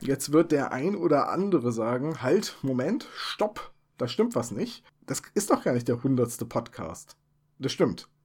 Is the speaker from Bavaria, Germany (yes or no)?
no; Bremen, Germany; also born or lived in Oldenburg; weil ich von Oldenburg nach dem Studium zurückgezogen bin in meine Heimat nach Bremen